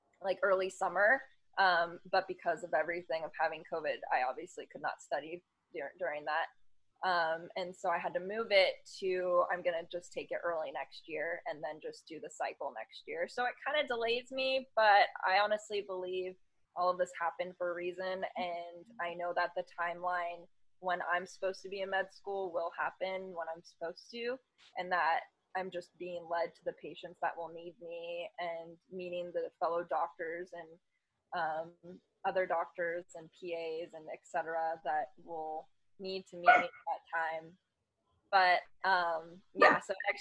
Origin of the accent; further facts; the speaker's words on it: San Diego and Los Angeles, California, United States; I was born in Los Angeles, the Valley. So LA girl. But I grew up in San Diego and LA.